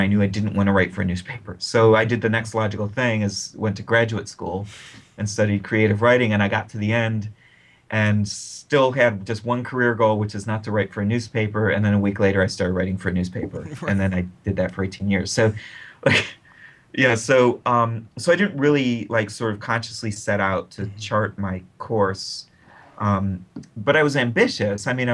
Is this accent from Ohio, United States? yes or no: yes; Akron, Ohio, United States; write for my hometown newspaper